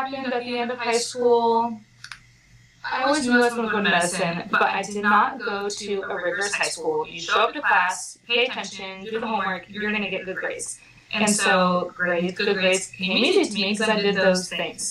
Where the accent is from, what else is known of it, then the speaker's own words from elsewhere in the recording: small town just north of Portland, Oregon, United States; moved away as an adult; also born or lived in Pensacola, Florida; now in Newport, Rhode Island, United States; I'm from the Pacific Northwest, a little small town just north of Portland, Oregon, where I grew up there with my six brothers and sisters